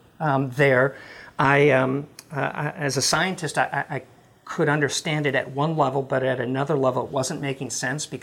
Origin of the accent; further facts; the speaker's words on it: Midwest, United States; also born or lived in Memphis; now in Dallas, United States; I was raised in the Midwest, a blue-collar family, grew up in the Catholic faith